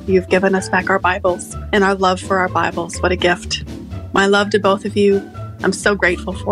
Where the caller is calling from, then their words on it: Tumbarumba, New South Wales, Australia; from Tumbiumbi in New South Wales, Australia.